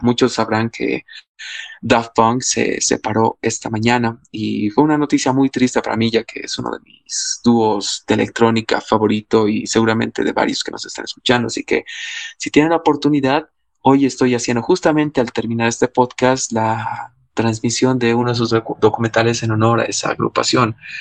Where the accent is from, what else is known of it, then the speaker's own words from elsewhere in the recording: Cochabamba, Bolivia; yo soy cochabambino